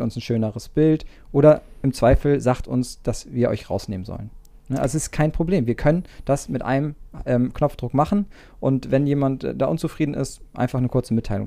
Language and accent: German; Schwarzenbek, Schleswig-Holstein, Germany; also born or lived in Reinbek; ich bin ja, fast, man würde fast sagen, gebürtiger Schwarzenbeek, obwohl das natürlich so nur selten passiert. Ähm, ich bin in Rheinweg geboren